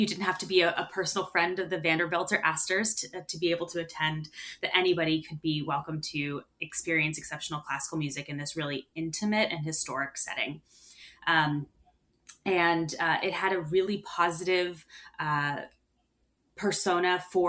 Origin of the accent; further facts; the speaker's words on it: Holmdel, New Jersey, United States; I grew up in Holmdel, New Jersey